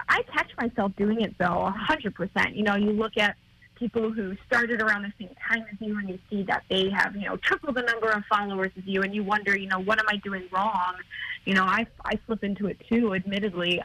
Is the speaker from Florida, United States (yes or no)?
no; Buffalo, New York, United States; my hometown here in Buffalo